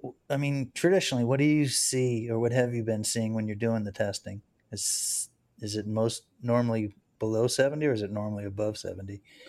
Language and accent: English; Fort Lauderdale, Florida, United States; I grew up on Los Olds Boulevard.